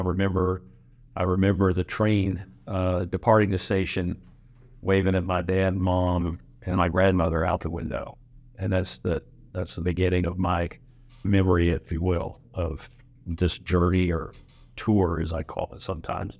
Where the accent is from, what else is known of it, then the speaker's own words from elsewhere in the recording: Pensacola, Florida, United States; moved away as an adult; now in Reno, United States; Growing up in Pensacola